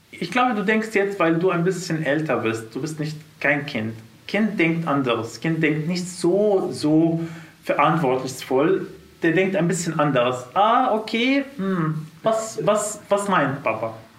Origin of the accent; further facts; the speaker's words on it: Syria; German is a second language; moved away as an adult; now in Germany; wir sind aus Syrien und wir sind jetzt angekommen